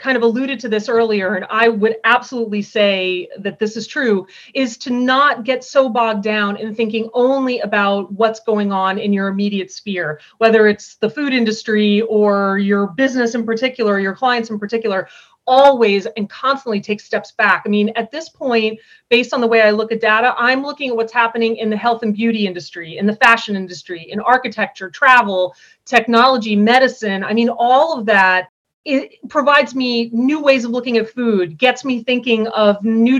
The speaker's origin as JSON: {"language": "English", "region": "East Coast", "country": "United States", "also_born_or_lived": "Colorado / Illinois", "lives_now": "Vermont, United States", "said": "I'm from the East Coast originally, but I've moved around quite a bit. I lived in Colorado for a while, in Illinois for a while"}